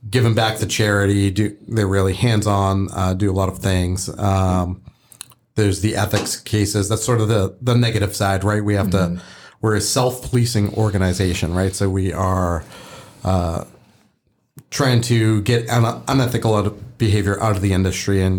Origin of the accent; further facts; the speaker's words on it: Boston, Massachusetts, United States; now in Gaithersburg, United States; I'm originally from Boston.